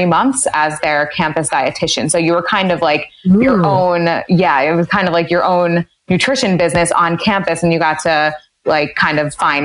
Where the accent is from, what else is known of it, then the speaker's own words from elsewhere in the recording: Westchester, New York, United States; also born or lived in Maryland; I grew up in Westchester, New York